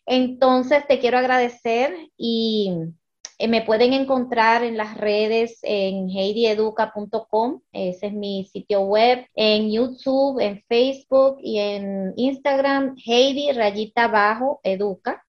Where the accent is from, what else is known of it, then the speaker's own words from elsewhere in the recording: United States; now in Dominican Republic; yo nací, me crié en, Estados Unidos, pero mis padres eh, son dominicanos